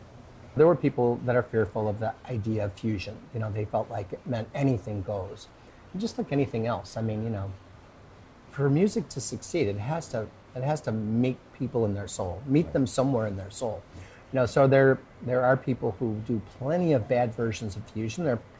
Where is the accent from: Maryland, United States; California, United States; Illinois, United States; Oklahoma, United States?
Illinois, United States; Chicago; moved away as an adult; also born or lived in Key West / Miami; now in Florida, United States; we're not from even Chicago, where I'm kind of from.